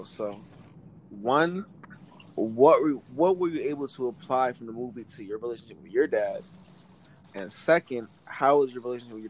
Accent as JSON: {"language": "English", "town": "Philadelphia", "region": "Pennsylvania", "country": "United States", "said": "I'm from Philly."}